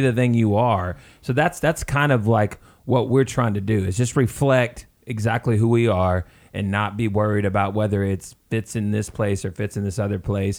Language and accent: English; the South, United States; we're from the South